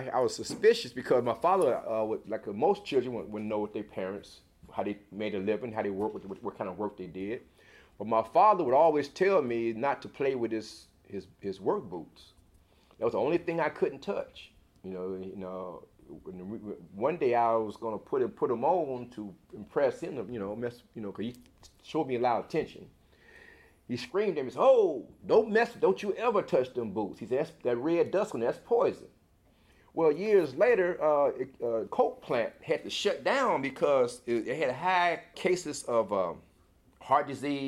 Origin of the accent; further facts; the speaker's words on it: Sikeston, Missouri, United States; born there; Well, I was born in Sikeston, Missouri.